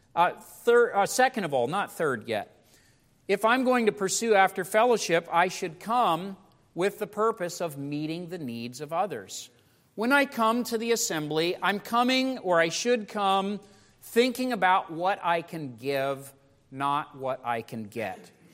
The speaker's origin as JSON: {"language": "English", "country": "United States", "said": "as American Christians"}